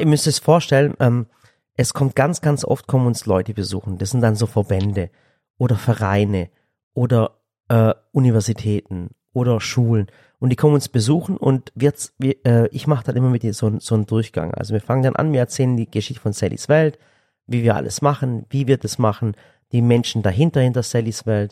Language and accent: German; Swabia, Germany; Ich als Schwabe